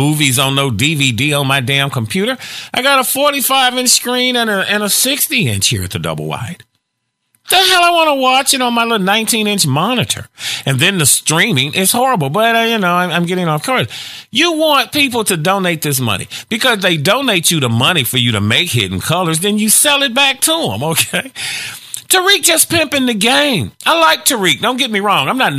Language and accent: English; Chicago, Illinois, United States; also born or lived in Gary, Indiana; I grew up in the Chicago area.